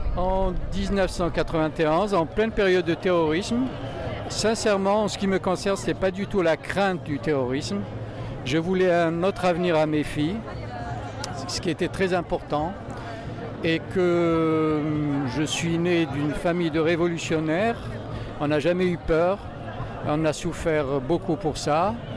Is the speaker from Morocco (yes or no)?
no; Algeria; moved away as an adult; now in France; j'ai quitté l'Algérie sans le sou